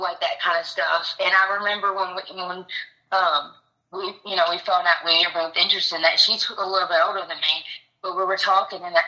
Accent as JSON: {"language": "English", "town": "Camden", "region": "Arkansas", "country": "United States", "tie": "born or raised there", "moved": "yes", "said": "Camden, Arkansas, in the country"}